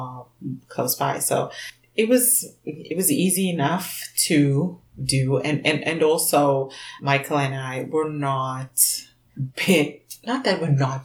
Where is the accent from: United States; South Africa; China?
South Africa; now in Canada; when I came from South Africa to Canada